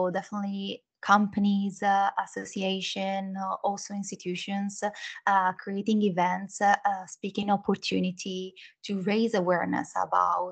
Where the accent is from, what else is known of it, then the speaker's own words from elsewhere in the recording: Milan, Lombardy, Italy; English is a second language; moved away; as you can hear maybe from a little bit of accent, I was born in Italy, in Milan, where I studied communication science, media and languages.